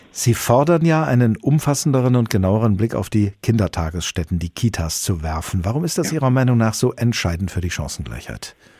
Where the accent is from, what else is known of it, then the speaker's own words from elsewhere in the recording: Hesse, Germany; bei uns in Hessen